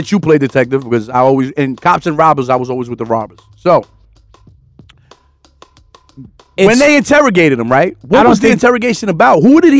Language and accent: English; United States; as an American